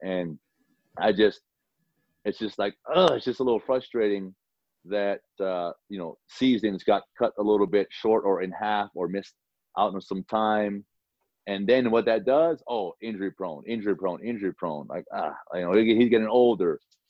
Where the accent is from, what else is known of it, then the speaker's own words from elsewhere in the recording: Hawaii, United States; moved away as an adult; I'm a kid from Hawaii, Nick. I'm a kid from Hawaii